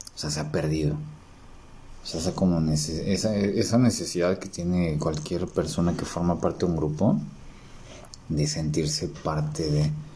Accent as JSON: {"language": "Spanish", "region": "Mexico City", "country": "Mexico", "said": "como buen chilango"}